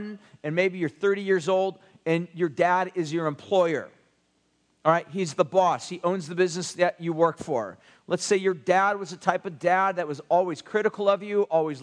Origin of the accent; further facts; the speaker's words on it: United States; especially us as American Westerners